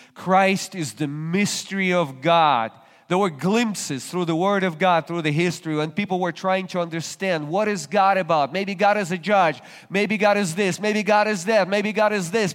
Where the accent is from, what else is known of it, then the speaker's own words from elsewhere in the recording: Russia; moved away as an adult; now in United States; I was still a Russian citizen. Today I'm an American citizen